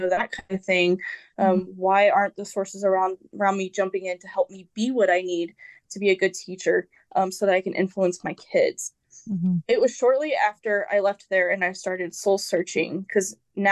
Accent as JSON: {"language": "English", "town": "Wichita", "region": "Kansas", "country": "United States", "said": "I belong in Wichita"}